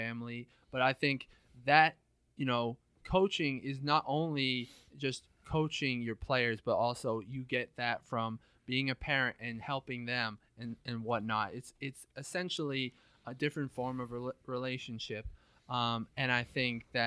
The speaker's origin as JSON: {"language": "English", "town": "Northbridge", "region": "Massachusetts", "country": "United States", "tie": "born or raised there"}